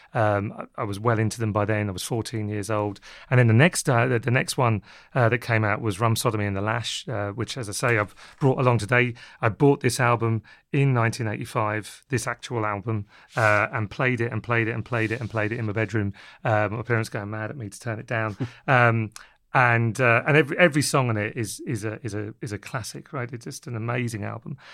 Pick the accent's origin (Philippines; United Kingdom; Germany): United Kingdom; London; also born or lived in Wexford, Ireland (parents' origin); they reared myself, my sister, and my brother in London